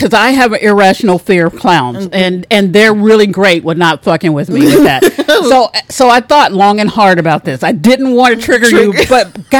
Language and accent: English; Texas, United States; And as a Texan